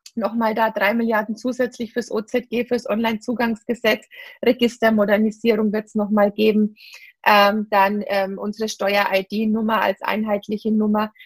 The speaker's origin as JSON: {"language": "German", "region": "Bavaria / Franconia", "country": "Germany", "said": "Bayerin oder Fränkin"}